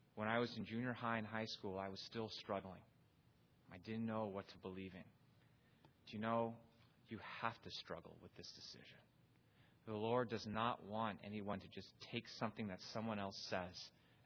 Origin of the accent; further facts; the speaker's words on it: Pasadena, California, United States; I was born in Pasadena, California